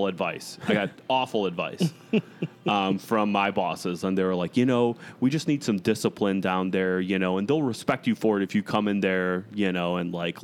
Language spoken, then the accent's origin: English; Chicago, Illinois, United States; also born or lived in Arizona; I grew up in the Chicago area, but I lived in Arizona for almost 3 years